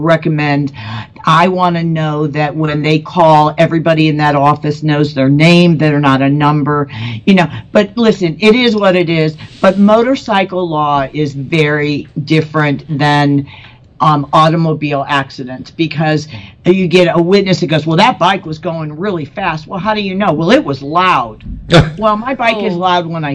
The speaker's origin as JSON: {"language": "English", "region": "Colorado", "country": "United States", "said": "I'm from Colorado, and we have Red Rock, which has got all these steps"}